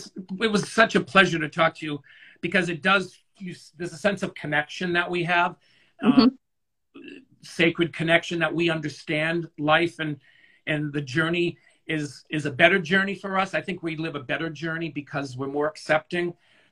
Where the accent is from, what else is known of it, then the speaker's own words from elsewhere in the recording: Scotland, United Kingdom; I'm Scottish, so if I was to wear my Scottish skirt in high school, they'd be like, oh, he's wearing a skirt, and be made fun of, but that's my culture.